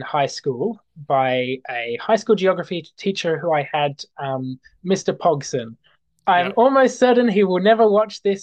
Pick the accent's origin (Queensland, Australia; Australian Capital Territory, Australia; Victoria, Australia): Australian Capital Territory, Australia; Canberra; also born or lived in Sydney, New South Wales; I grew up in Sydney